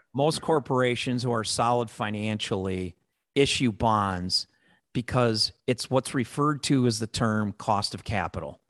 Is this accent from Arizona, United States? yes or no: no; Chicago, Illinois, United States; accent: Chicago; my Chicago accent